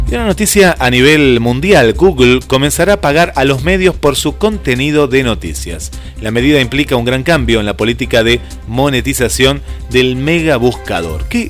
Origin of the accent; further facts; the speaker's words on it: Argentina; cómo somos los argentinos